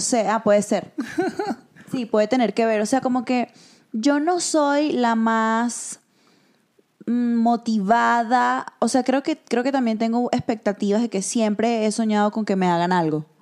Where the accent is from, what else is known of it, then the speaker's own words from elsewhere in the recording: Venezuela; nosotras, que somos venezolanas